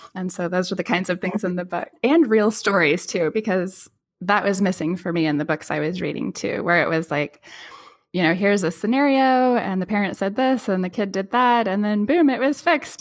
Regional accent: Pacific Northwest, United States; I grew up in the Pacific Northwest on one of the rocky beaches

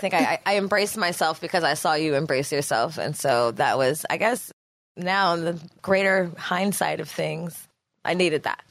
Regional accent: the Valley, California, United States; I'm very much a Valley girl. California, bitch. I have deep Philly roots

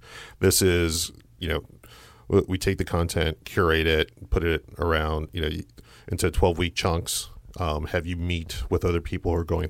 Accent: New Jersey, United States; moved away as an adult; now in Louisville, United States; I'm from Jersey.

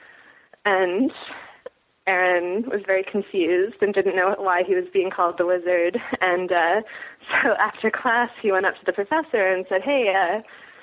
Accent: Wolfeboro, New Hampshire, United States; accent: a little bit of a British accent; also born or lived in Northampton, Massachusetts; now in Yellow Springs, United States; I grew up in a small town in New Hampshire, Wolfboro, New Hampshire

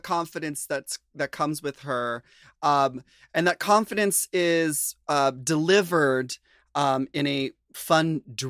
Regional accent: Minnesota, United States; I grew up near farms in Minnesota

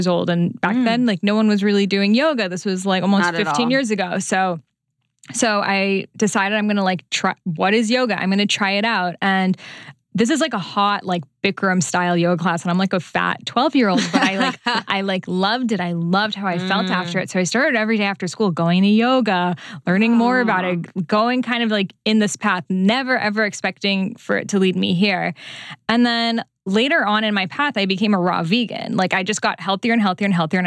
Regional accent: Newton, Massachusetts, United States; I grew up in Newton, where BC is

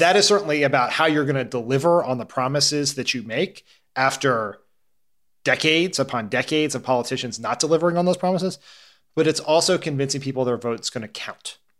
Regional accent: near Claymont, Delaware, United States; Claremont, Delaware, which, you know, near where I grew up

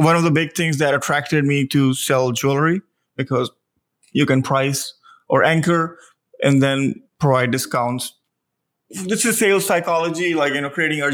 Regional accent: India; moved away as an adult; now in Austin, United States; originally I'm from India, I moved here when I was 21

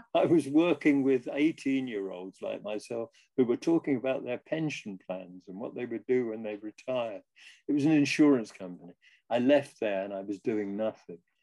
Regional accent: London, United Kingdom; I grew up in Wimbledon, uh, a suburb of London

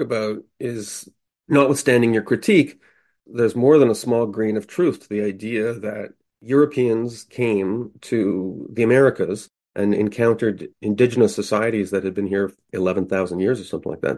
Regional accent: Canada; Being a Canadian

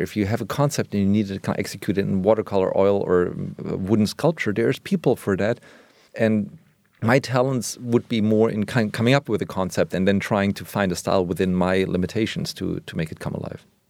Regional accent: Germany; now in Berlin, Germany; I grew up in West Germany

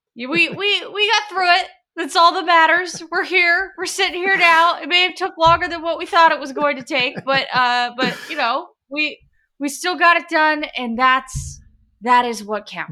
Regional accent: Portland, Oregon, United States; born and raised in Portland, Oregon for all eighteen years of my life

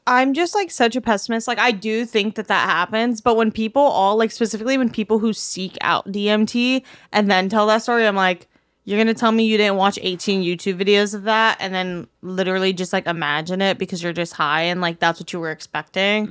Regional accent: Miami, Florida, United States; moved away; growing up in Miami

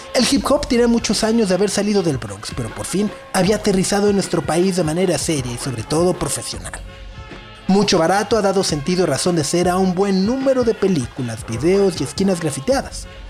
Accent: Mexico; also born or lived in central Mexico; En el norte de nuestro país

